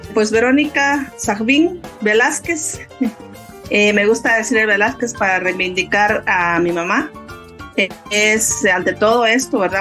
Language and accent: Spanish; Uspantán, Quiché, Guatemala; soy maya quiché, soy originaria de Uspantán, el norte del país